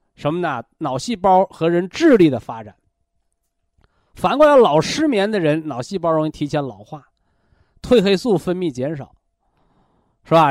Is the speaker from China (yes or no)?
yes; China; 我们中国人讲叫“毛事在人，成事在天”嘛